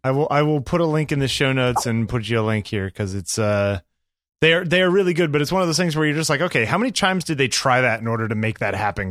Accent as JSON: {"language": "English", "region": "New York", "country": "United States", "said": "I was from New York"}